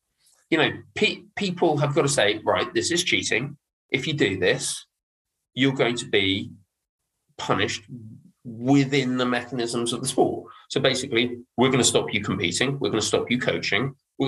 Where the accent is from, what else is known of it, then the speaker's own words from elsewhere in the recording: Dartmouth, South West England, United Kingdom; I'm from Dartmouth.